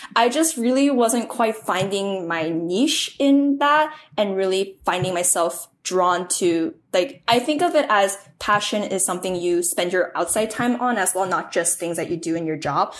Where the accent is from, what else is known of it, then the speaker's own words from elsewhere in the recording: Pleasanton, California, United States; my hometown of Pleasanton, California